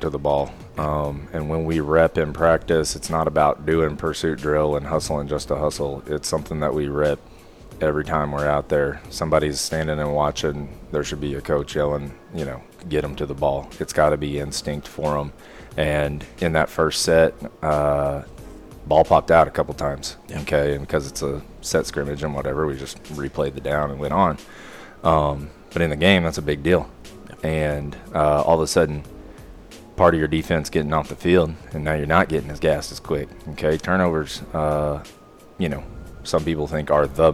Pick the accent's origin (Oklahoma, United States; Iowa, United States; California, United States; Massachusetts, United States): Oklahoma, United States; Oklahoma City; I'm born and raised in Oklahoma City.